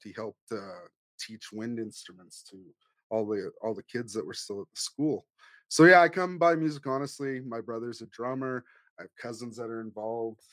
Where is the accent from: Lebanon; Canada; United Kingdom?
Canada; Cowessess First Nation, Saskatchewan; now in Edmonton, Canada; I live in Edmonton. I'm originally from Cowessess First Nation